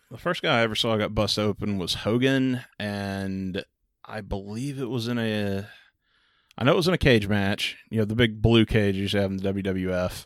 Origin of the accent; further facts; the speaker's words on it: Texas, United States; growing up in Texas